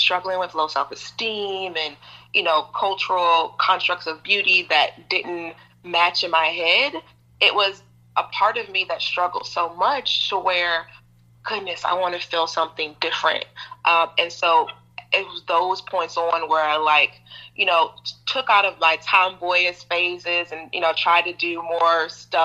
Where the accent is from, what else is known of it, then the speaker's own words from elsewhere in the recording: Appalachia, Kentucky, United States; also born or lived in Detroit, Michigan; born in Detroit to two amazing, wonderful parents, Detroit, Michigan. And then, you know, fast forward, my parents, their relationship didn't work out. They got a divorce. And so my mother decided to move her daughters to Appalachia, Kentucky.